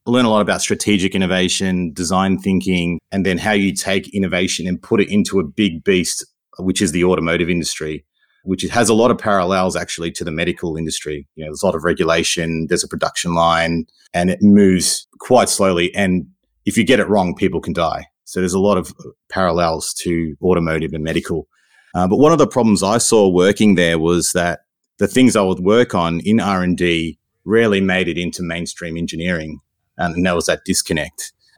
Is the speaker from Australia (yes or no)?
yes; Melbourne, Victoria, Australia; like what I was growing up in Melbourne versus what my parents had grown up in, started a question for me around why.